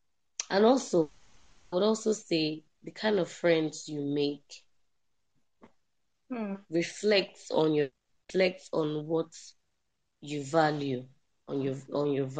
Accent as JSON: {"language": "English", "town": "Kano", "region": "Kano State", "country": "Nigeria", "tie": "born or raised there", "also_born_or_lived": "Zaria", "moved": "as an adult", "said": "I'm based in Kano, born and raised in Kano State."}